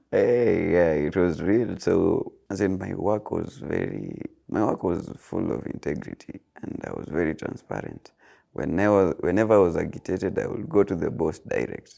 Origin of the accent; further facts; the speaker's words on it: Eldoret, Uasin Gishu County, Kenya; moved away as an adult; now in Kisumu, Kenya; I was born and raised in Eldoret, but Currently, I live in Kisumu.